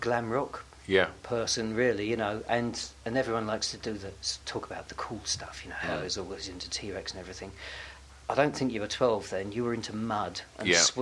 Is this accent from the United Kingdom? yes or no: yes; Hornchurch, London, United Kingdom; now in London, United Kingdom; I was brought up in Hornchurch, Essex